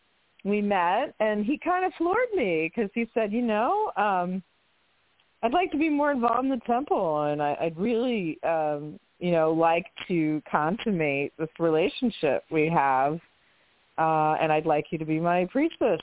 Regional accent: Monmouth County, New Jersey, United States; moved away as an adult; also born or lived in Manhattan, New York; When I got to college, I went from, you know, rural New Jersey to I was raised in Monmouth County. And then came into like Manhattan at 18 in 1989.

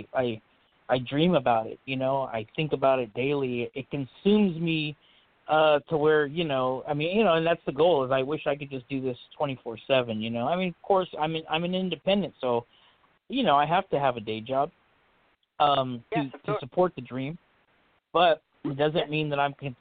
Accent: Fresno, California, United States; also born or lived in Madera, California; I was born in Madera, California. That's a very small town. Raised here in the valley, in the Fresno, California area, known as the Central Valley. I never really left here

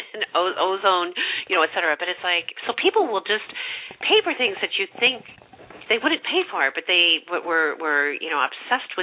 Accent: St. Louis, Missouri, United States; I was raised in the Midwest, St. Louis

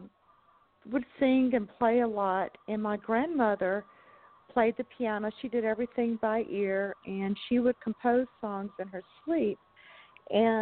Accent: the South, United States; I grew up in the South

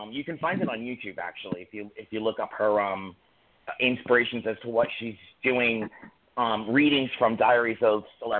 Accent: New York City, New York, United States; I'm from Staten Island.

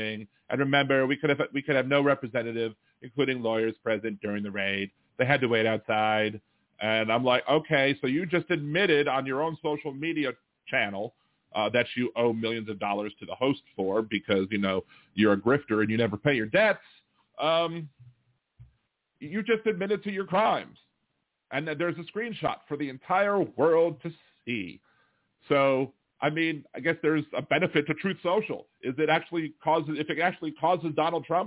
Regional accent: Louisiana, United States; I'm from Louisiana. I live in New Orleans

